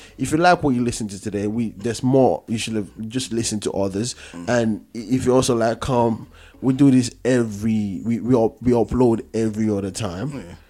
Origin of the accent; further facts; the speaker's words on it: Nigeria; moved away; I'm from Nigeria. But I like to believe I'm just from Africa.